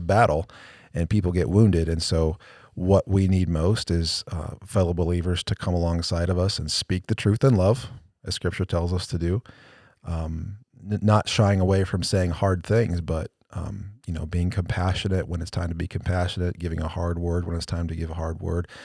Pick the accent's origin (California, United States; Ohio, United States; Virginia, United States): Ohio, United States; Cleveland; I'm going for my hometown team. I'm going for the Browns. Cleveland all the way